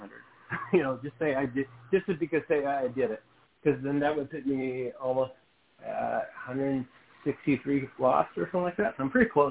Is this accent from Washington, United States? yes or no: yes; Seattle, Washington, United States; I'm from Seattle.